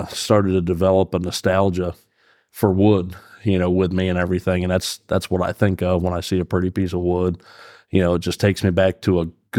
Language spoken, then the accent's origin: English; Fairfield, Pennsylvania, United States; I own Cold Springs Custom Calls. I'm from Fairfield, Pennsylvania.